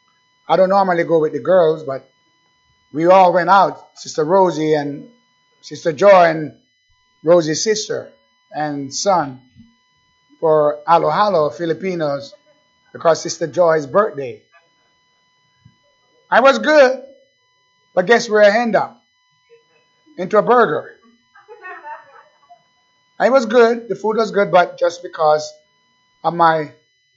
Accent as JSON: {"language": "English", "country": "Jamaica", "tie": "born or raised there", "moved": "yes", "said": "I was born in Jamaica, beautiful island."}